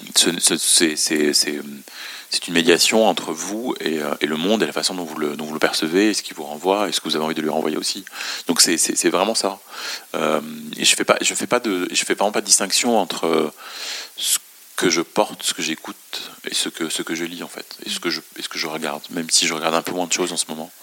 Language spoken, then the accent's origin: French; Beirut, Beirut Governorate, Lebanon; moved away; also born or lived in France; je suis né et j'ai grandi à Beyrouth